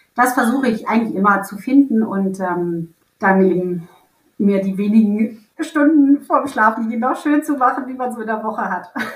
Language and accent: German; Hamburg, Germany; now in Berlin, Germany; ich komme ja ursprünglich aus Hamburg